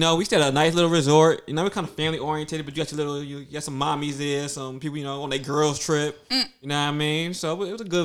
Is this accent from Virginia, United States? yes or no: no; New York City, New York, United States; I'm from Brooklyn